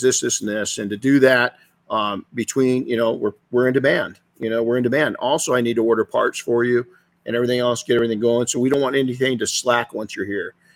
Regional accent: California, United States

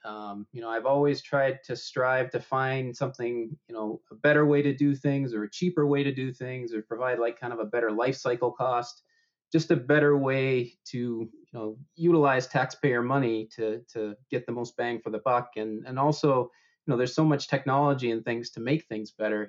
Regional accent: Maine, United States; my hometown in Maine

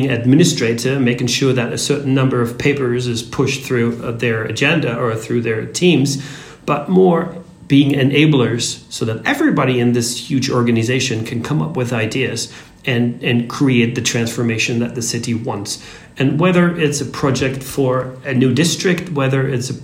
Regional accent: Austria; I come from Austria, which is located in the center of Europe, rather conservative

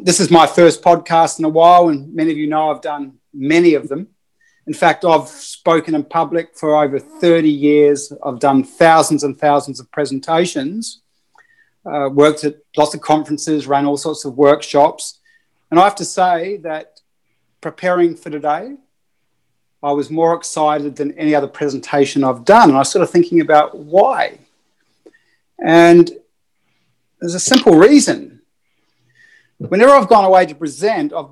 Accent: New Zealand; I'm a Kiwi

